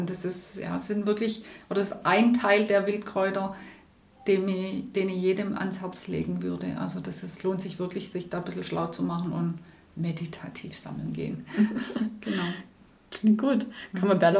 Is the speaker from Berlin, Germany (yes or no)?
no; Schrotzberg, Baden-Württemberg, Germany; ich komme ursprünglich aus dem Hohenloischen, nicht aus dem Jagstal, sondern aus Schrotzberg.